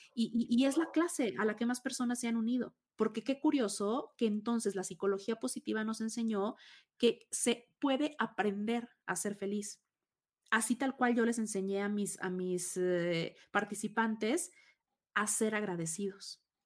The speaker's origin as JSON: {"language": "Spanish", "region": "Tabasco", "country": "Mexico", "tie": "born or raised there", "moved": "yes"}